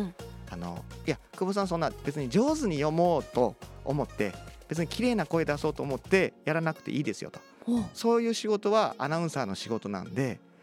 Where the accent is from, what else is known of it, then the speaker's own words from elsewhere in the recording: Osaka, Japan; moved away as an adult; also born or lived in Nagasaki; now in Tokyo, Japan; 生まれは長崎なんですけど、うんうん、大阪で二十三、四までいまして